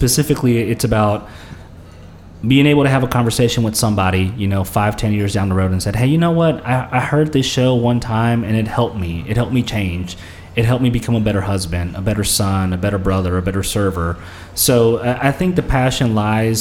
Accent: Memphis, Tennessee, United States; first language Spanish; English is a second language; also born or lived in Santa Ana, California, United States; I grew up in Santa Ana for about 5 years, and then in 95, we moved to Memphis

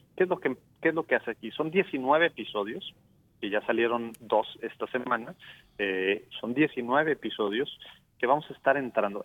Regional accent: Mexico; now in Dallas, United States

